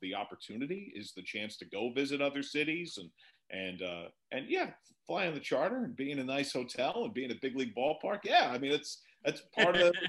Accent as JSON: {"language": "English", "region": "New Jersey", "country": "United States", "tie": "born or raised there", "also_born_or_lived": "Manhattan, New York", "moved": "as an adult", "lives_now": "Cincinnati, United States", "said": "I was born in Manhattan. My family's from the Bronx and Yonkers. I grew up in New Jersey"}